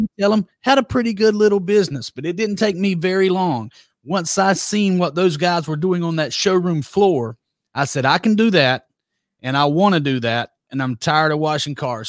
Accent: Douglas, Georgia, United States; accent: Southern; also born or lived in Broxton, Georgia; born and reared in Douglas, Georgia

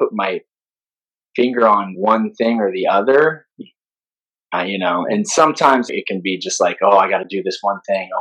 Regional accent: Midwest, United States; I'm a Midwesterner

